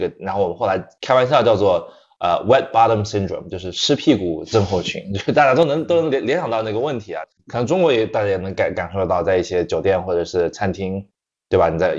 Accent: the South, United States; 我我从小是在美国的南方长大的，我十三岁就来的移到移民到美国，然后因为户外生活就是在美国这边确实是一个生活的一部分

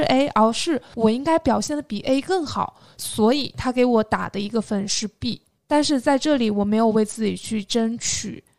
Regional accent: Jiangxi, China; moved away; 我是江西人

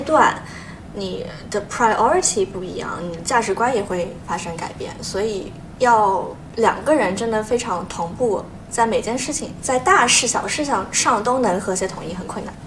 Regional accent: Shanghai, China; moved away as an adult; also born or lived in Manchester, United Kingdom; now in London, United Kingdom; 我是从上海来到了英国

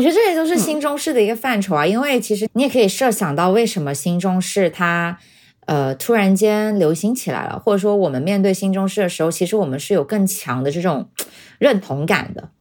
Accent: China; 我作为中国人

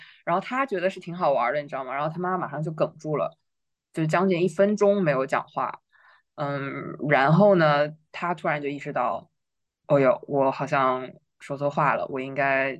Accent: China; 我们中国人

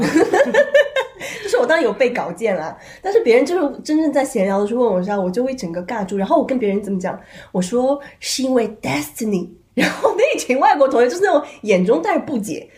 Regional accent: southeast coast, China; moved away as an adult; also born or lived in Sichuan (parents' origin); now in France; 我的父母是从那个香卡卡里面移到了一个，对，东南沿海城市

